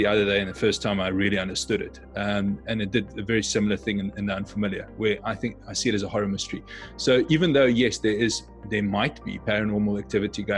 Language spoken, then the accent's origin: English; South Africa; moved away; I come from South Africa.